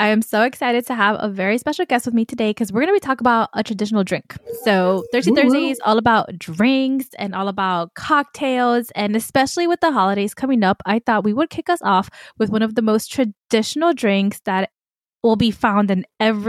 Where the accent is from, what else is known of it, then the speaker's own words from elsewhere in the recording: New York City, New York, United States; I grew up in Queens. I grew up with a lot of Dominican and Puerto Rican aunts and uncles.